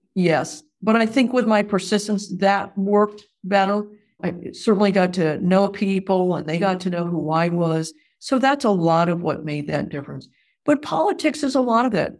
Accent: New England, United States; moved away as an adult; also born or lived in Wisconsin; now in Missouri, United States; I grew up in New England

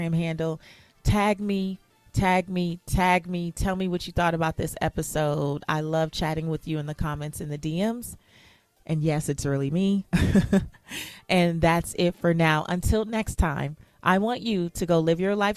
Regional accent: United States; I was born in America

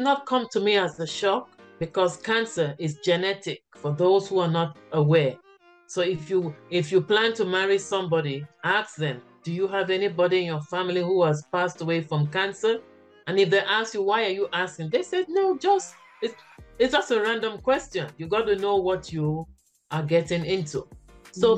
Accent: Cameroon; moved away; also born or lived in United States / Canada / China; I am from Cameroon, West Africa, originally

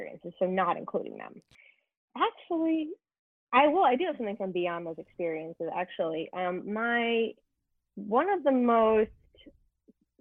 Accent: Santa Clarita, California, United States; Santa Clarita, is a really weird little place, 40 minutes north of Los Angeles.

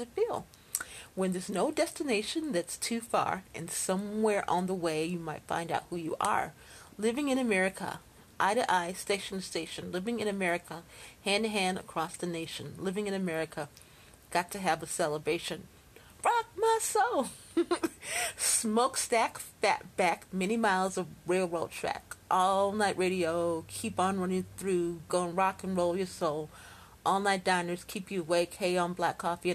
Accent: Chicago, Illinois, United States; born or raised there

